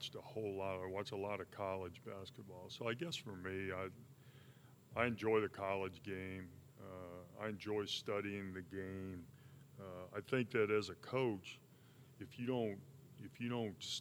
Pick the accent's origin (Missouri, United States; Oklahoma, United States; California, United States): Missouri, United States; Sedalia; go play at my home school, my home state